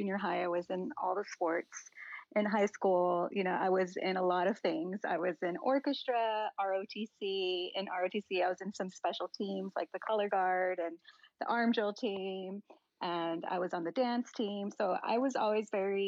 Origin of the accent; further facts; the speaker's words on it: McAllen, Texas, United States; moved away as an adult; now in Washington, United States; I grew up in McAllen, Texas, and that area is primarily, you know, Latino population